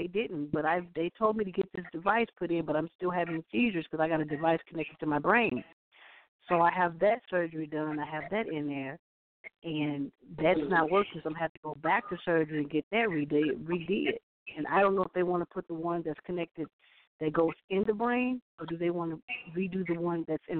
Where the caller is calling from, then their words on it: Illinois, United States; I'm calling from Illinois.